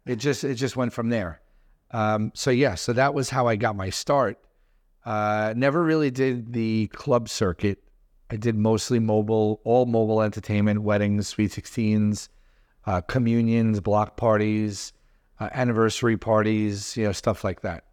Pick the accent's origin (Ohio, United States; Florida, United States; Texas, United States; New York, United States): New York, United States; New York City; I grew up in Brooklyn